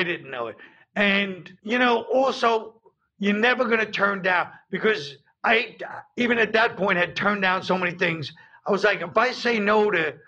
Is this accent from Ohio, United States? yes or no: no; New York, United States; I'm from New York.